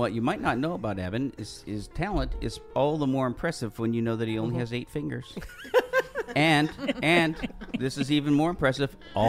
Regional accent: Canada; Paul and I, as Canadians

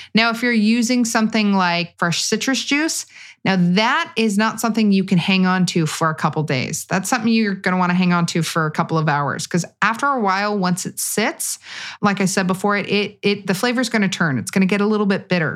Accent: California, United States; I'm from California

